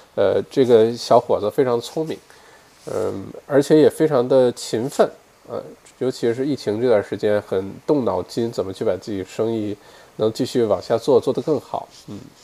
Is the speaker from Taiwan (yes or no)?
no; Northeast China, China; now in Australia; 我们这一代八零后，对吧，小的时候在国内长大